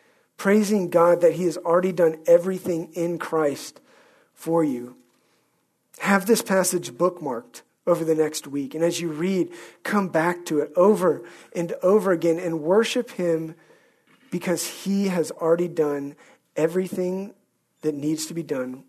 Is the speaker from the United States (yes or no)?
no; Scotland, United Kingdom; at no point did I ever undo the fact that I'm a Scot. I've always been a Scot. I always will be a Scot.